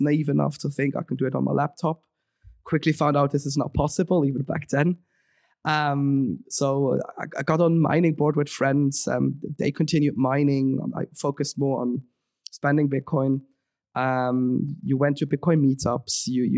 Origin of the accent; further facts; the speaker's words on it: Switzerland; moved away as an adult; now in London, United Kingdom; I was born and raised in Switzerland